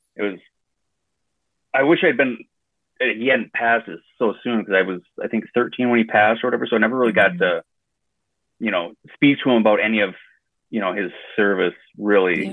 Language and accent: English; west central Wisconsin, United States; I grew up a uh, small town in west central Wisconsin called Tolma.